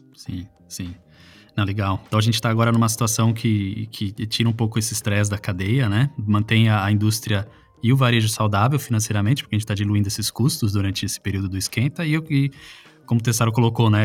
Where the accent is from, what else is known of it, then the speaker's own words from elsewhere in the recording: Salto, São Paulo, Brazil; a cidade onde eu nasci, que é em Salto no é, interior de São Paulo